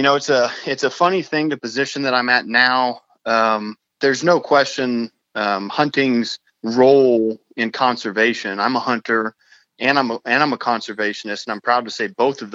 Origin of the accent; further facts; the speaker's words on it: New Mexico, United States; also born or lived in Arizona; now in Uvalde, Texas, United States; I was actually born in Arizona, but I only spent 3 weeks of my life there. I really grew up in New Mexico